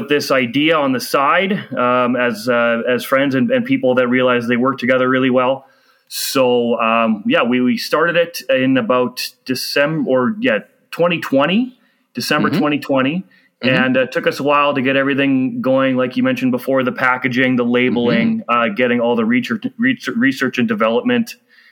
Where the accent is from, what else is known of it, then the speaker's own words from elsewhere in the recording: Manitoba, Canada; also born or lived in Calgary; I am from Manitoba